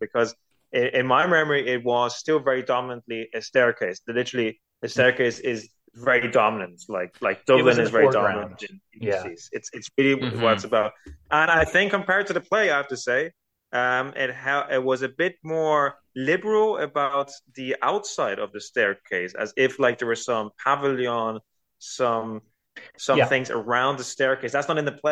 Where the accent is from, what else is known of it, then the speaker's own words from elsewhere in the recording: Spain; moved away; also born or lived in Japan; I grew up in Spain